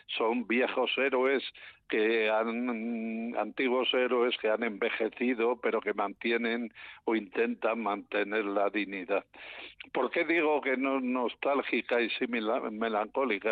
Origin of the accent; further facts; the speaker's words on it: León, Castile and León, Spain; yo soy de León